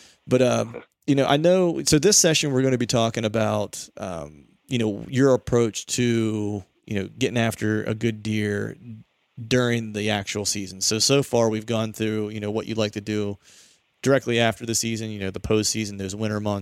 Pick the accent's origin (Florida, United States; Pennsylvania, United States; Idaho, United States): Pennsylvania, United States; my home state in PA